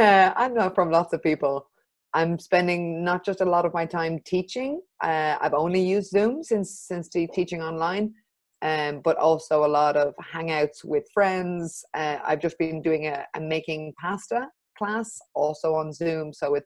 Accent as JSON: {"language": "English", "country": "Ireland", "lives_now": "Barcelona, Spain", "said": "I'm Irish and French, and I moved to Barcelona about 6 or 7 years ago."}